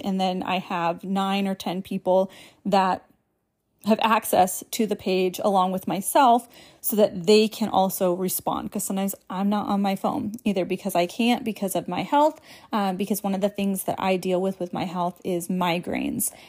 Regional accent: New England, United States; I was born and raised in New England

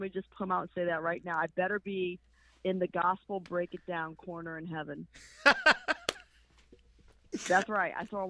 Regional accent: Chicago, Illinois, United States; moved away as an adult; also born or lived in Bowling Green, Ohio; now in South Florida, United States; Born in Bowling Green, Ohio, raised in Chicago, and have spent my adult life in South Florida.

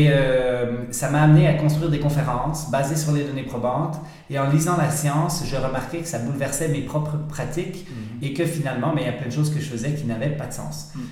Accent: Switzerland; accent: Swiss; now in Canada; effectivement, c'est drôle quand je reviens en Suisse et que je parle avec des Suisses, je reprends un peu mon accent suisse.

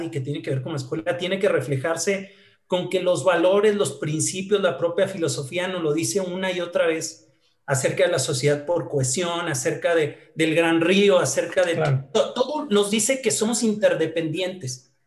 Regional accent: Hidalgo del Parral, Chihuahua, Mexico; moved away as an adult; now in Chihuahua, Mexico; soy originario de Parral, entonces me vine, que es una ciudad que está aquí cerca, eh, dos horas de, Chihuahua, y me vine a estudiar la carrera

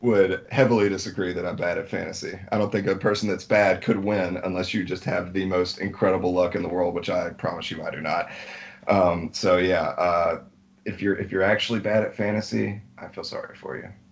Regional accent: Alabama, United States; being born and raised in Alabama

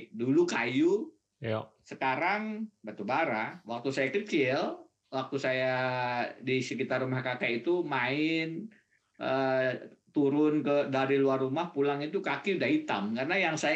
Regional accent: Banjarbaru, South Kalimantan, Indonesia; also born or lived in Pulau Laut; sampai lulus SMA saya di Banjarbaru Kalimantan Selatan. Jadi memang eh, masa kecil saya di Pulau Laut saat itu yang yang menjadi primadona kayu.

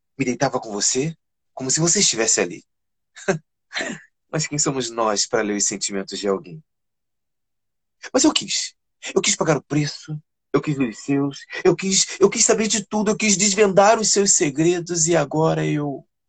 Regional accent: Rio de Janeiro, Brazil; Eu sou da comunidade de Fumacê, eu moro em Realengo

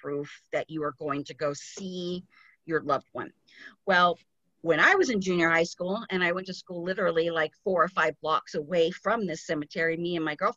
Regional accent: Glendale, California, United States; I grew up in Glendale, California

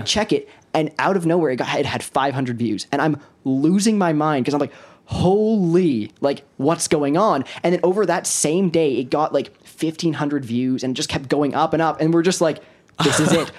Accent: Kelowna, British Columbia, Canada; also born or lived in Prince Rupert, British Columbia; we were born in Prince Rupert, British Columbia, and then when we were six, we moved to Kelowna, and then now we've just been living here

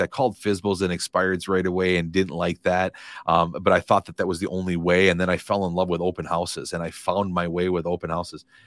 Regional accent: Madison, Wisconsin, United States; moved away as an adult; now in Fort Myers, United States; I grew up in Madison, Wisconsin, lived forty-two years there, never imagined living anywhere else in my life.

